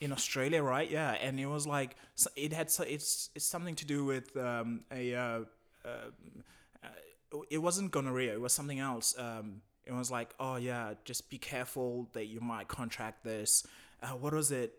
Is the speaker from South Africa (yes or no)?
yes; South Africa; moved away as an adult; now in Berlin, Germany; I'm from Africa, South Africa, and, uh, I've been living in Berlin for quite a while